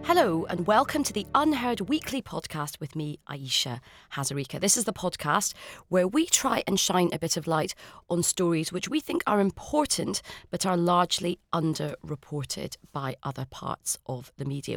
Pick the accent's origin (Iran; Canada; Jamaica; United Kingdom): United Kingdom; Scotland; I'm Scottish